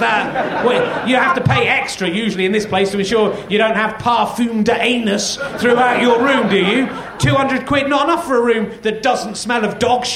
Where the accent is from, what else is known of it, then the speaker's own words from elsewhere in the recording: England, United Kingdom; I'm English